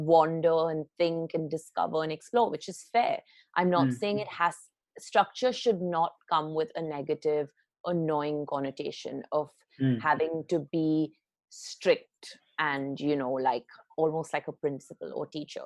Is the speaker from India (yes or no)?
yes; Mumbai, Maharashtra, India; also born or lived in England / London; I grew up in Bombay. I spent, my childhood really in Bombay